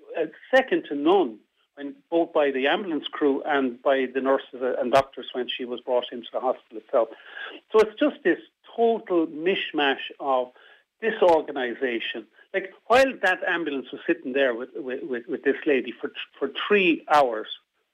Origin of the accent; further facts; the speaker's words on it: Midlands, Ireland; also born or lived in Dublin / North West Ireland; now in Sligo, Ireland; I'm originally from the Midlands, but I came to the Northwest from Dublin.